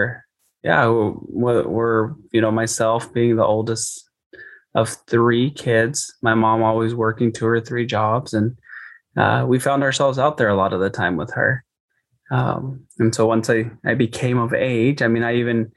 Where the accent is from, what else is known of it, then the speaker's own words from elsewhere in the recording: Caruthers, California, United States; I am from the Central Valley here in California, about 25 minutes southwest of Fresno in a little town called Carruthers